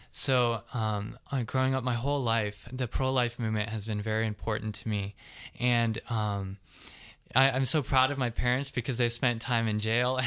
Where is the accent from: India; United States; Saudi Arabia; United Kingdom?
United States; Covington, Georgia; I'm from actually the Atlanta area. I'm South Atlantic, Covington